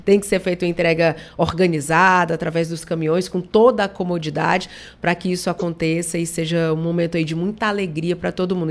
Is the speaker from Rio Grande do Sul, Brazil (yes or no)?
no; Barbacena, Minas Gerais, Brazil; quando eu era criança pequena lá em Barbacena